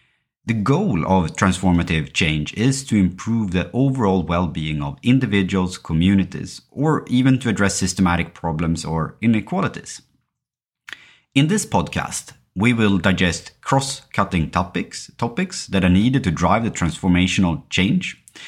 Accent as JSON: {"language": "English", "country": "Sweden", "tie": "born or raised there", "second_language": "English", "said": "I think growing up in Sweden and parts of the Western world, and living in a society where education is state-financed, where healthcare is state-financed as well, you are thought very early that you can choose and do whatever you want."}